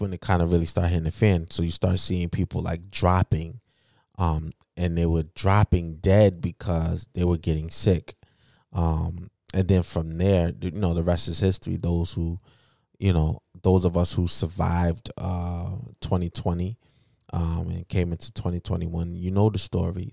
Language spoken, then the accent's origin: English; United States; I was born here.